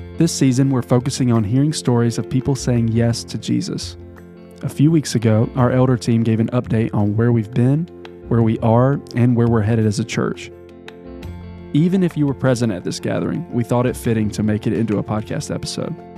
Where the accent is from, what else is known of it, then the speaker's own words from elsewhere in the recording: South Carolina, United States; moved away as an adult; now in Athens, United States; since I was like a freshman in high school back home in South Carolina